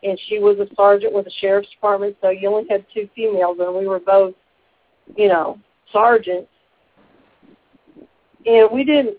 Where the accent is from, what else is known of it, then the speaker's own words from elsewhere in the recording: Detroit, Michigan, United States; born there; also born or lived in Sanford, United States / Boston, United States / Memphis, United States; Well, I was born in Detroit, Michigan, lived in Sanford, Florida, and Boston, Massachusetts, while I was a little small child, and my family settled, my father was in the Navy, my family settled in Memphis